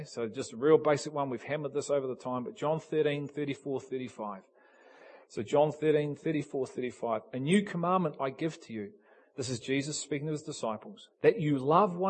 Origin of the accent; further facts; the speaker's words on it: England, United Kingdom; Me and Keith are English. We're English.